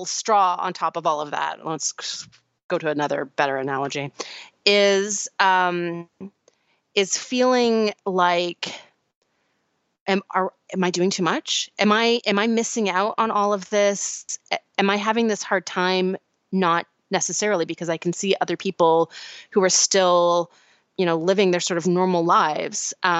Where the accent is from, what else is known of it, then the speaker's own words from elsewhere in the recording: St. Louis, Missouri, United States; Although my hometown of St. Louis was mostly following the science at the beginning, now that our local cases have fallen, half the population has gone back to life as normal.